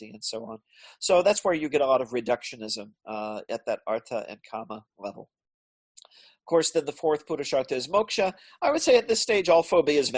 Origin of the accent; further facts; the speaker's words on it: United States; I grew up in America